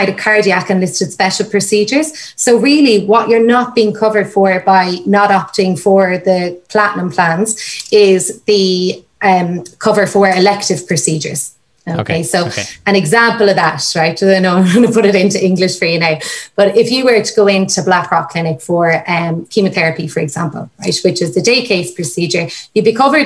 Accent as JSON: {"language": "English", "town": "Limerick", "region": "Munster", "country": "Ireland", "moved": "yes", "said": "I'm from Limerick originally."}